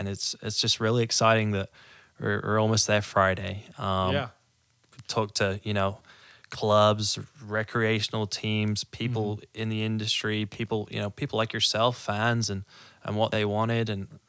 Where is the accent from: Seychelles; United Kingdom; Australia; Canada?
United Kingdom; Wales; moved away as an adult; now in Tulsa, United States; I'm from Wales, United mm-hmm. Kingdom. Grew up over there